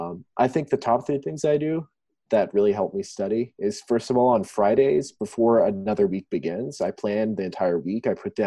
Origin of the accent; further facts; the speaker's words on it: Chiang Mai, Thailand; moved away as an adult; I am from the States, but I was born and raised in Thailand. I was born in a little town called Chiang Mai and spent my life all overseas until Baylor.